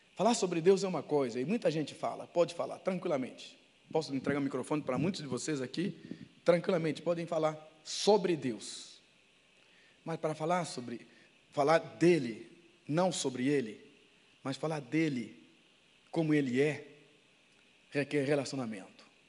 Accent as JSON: {"language": "Portuguese", "country": "Angola", "moved": "yes", "lives_now": "Brazil"}